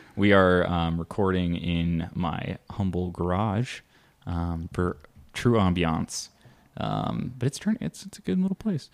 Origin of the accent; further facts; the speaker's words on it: Midwest, United States; growing up in the Midwest